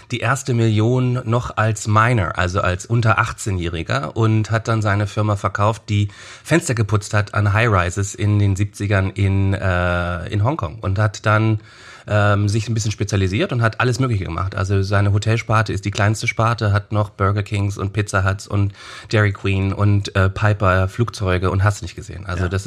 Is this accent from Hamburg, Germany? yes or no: yes; Hamburg, Germany; born there; äh, gebürtig Hamburg.